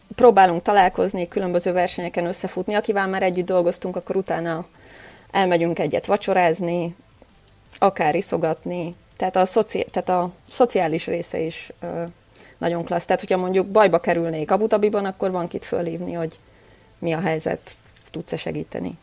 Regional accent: Győr, Győr-Moson-Sopron, Hungary; moved away as an adult; now in Vienna, Austria; győri születésű vagyok

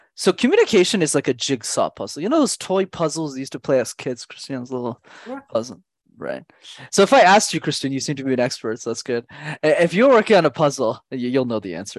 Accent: Montreal, Quebec, Canada; I grew up in Montreal

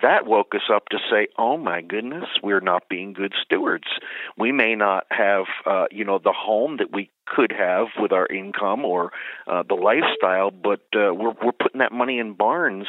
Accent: Philadelphia, Pennsylvania, United States; also born or lived in Bethlehem, Pennsylvania; I was born and raised in the Philadelphia area

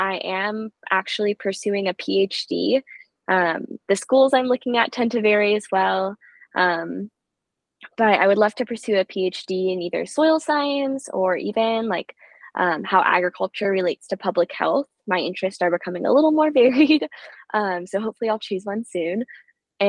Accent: Seattle, Washington, United States; I grew up in Seattle

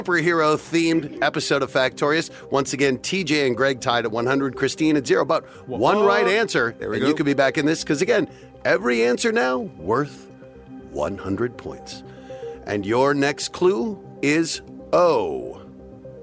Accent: Colorado, United States; My home state

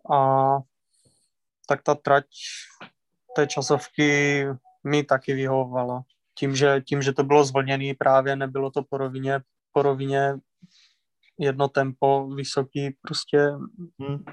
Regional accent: Mohelnice, Olomouc Region, Czechia; jako malej, v parku v Mohelnici se vždycky každý rok pořádali pro děti, jakože závody

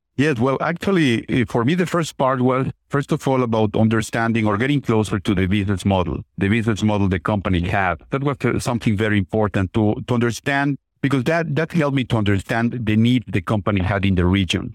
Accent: Mexico City, Mexico; moved away; I'm originally from Mexico, from Mexico City, very large city

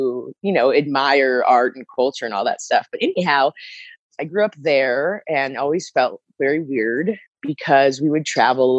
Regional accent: Omaha, Nebraska, United States; moved away; also born or lived in New York City; grew up in Omaha, Nebraska, Jewish family, Holocaust survivors

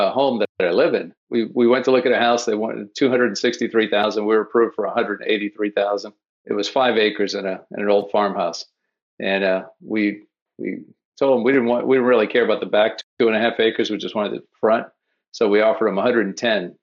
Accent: New Orleans, Louisiana, United States; now in Florida, United States; I grew up in New Orleans, but I've been in Florida for 30 years

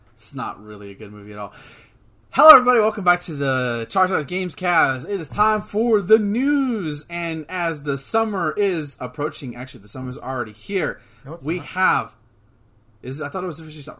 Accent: United States; We're American

